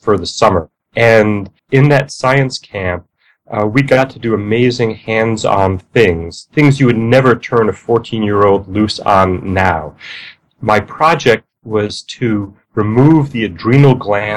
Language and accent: English; New York City, New York, United States; moved away; I grew up in New York City, in the borough of Queens